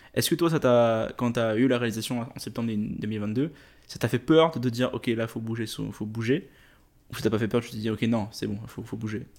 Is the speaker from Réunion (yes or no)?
yes; Réunion; moved away as an adult; also born or lived in Quebec; je viens de l'île de la Réunion